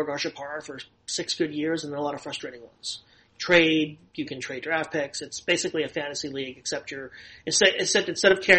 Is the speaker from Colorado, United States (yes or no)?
no; New York City, New York, United States; moved away as an adult; also born or lived in Los Angeles, United States; I grew up in Inwood, which is the last neighborhood in Manhattan before you get to the Bronx.